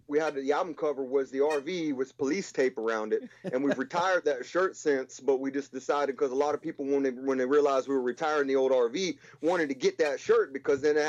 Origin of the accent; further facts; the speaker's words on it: Pittsburgh, Pennsylvania, United States; I'm from that area. I'm from Pittsburgh